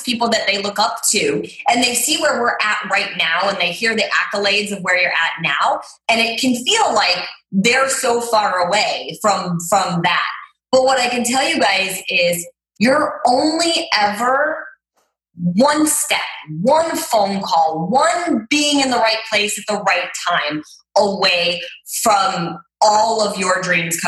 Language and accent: English; Cleveland, Ohio, United States; now in Los Angeles, United States; I grew up in Cleveland, Ohio